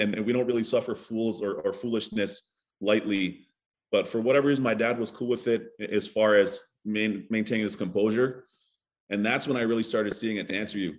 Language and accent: English; Toronto, Ontario, Canada; also born or lived in Barbados; my hometown of, of Scarborough, back in Toronto, back in Barbados